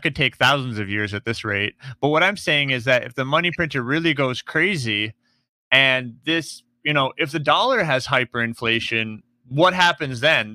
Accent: United States; I'm an American.

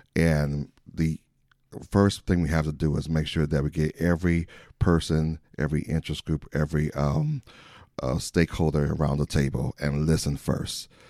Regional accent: Saint Paul, Minnesota, United States; moved away as an adult; now in Elk Grove, United States; I am originally from the Midwest. I'm a Midwesterner, uh, from Saint Paul, Minnesota

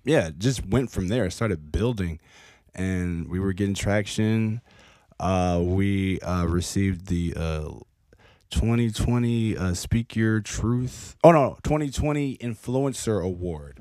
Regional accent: Franklin, Tennessee, United States; now in Nashville, United States; I grew up in Franklin for the longest time

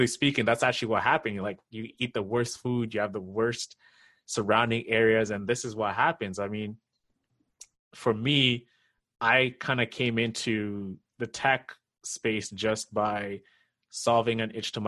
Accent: Kenya; now in North America; me coming from Kenya

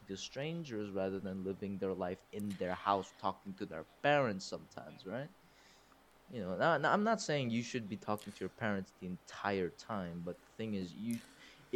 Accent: South Korea; English is a second language; also born or lived in United States; now in United Arab Emirates; I am Korean, South Korean.

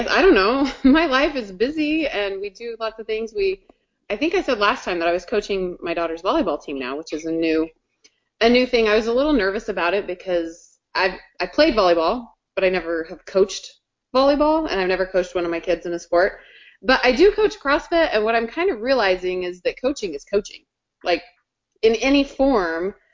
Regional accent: Colorado, United States; now in Kansas City, United States; I'm from Colorado.

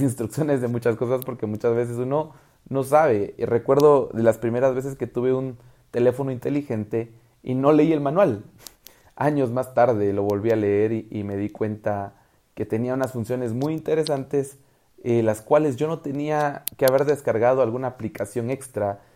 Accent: Guatemala; el quetzal es la moneda de mi país

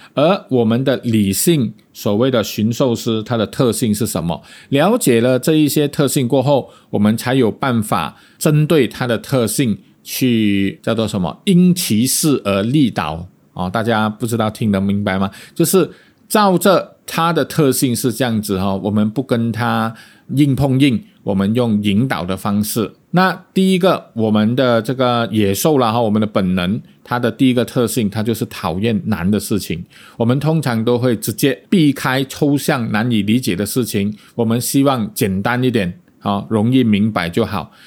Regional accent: Malaysia; accent: Malaysian; 我们马来西亚人

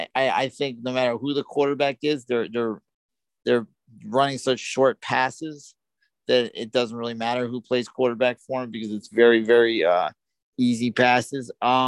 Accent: New York, United States; I grew up in New York.

